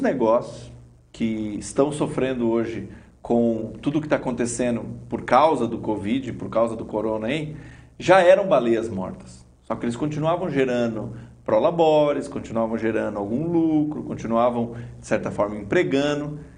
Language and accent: Portuguese; Brazil; nosso DNA como brasileiros